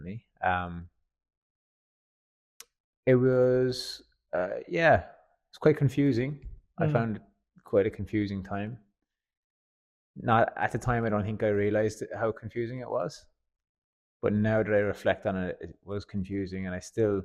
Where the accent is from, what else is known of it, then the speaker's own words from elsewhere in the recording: Fermoy, Munster, Ireland; moved away as an adult; now in Australia; I'm from a place called Fermoy in Cork in the south of Ireland. And yeah, my hometown